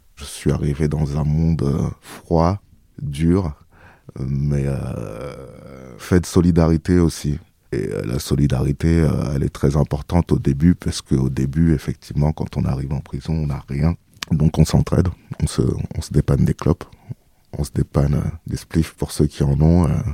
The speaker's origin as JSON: {"language": "French", "town": "Ozoir-la-Ferrière", "region": "Île-de-France", "country": "France", "tie": "born or raised there", "said": "je viens d'Ozoir-la-Ferrière où j'ai grandi en Île-de-France"}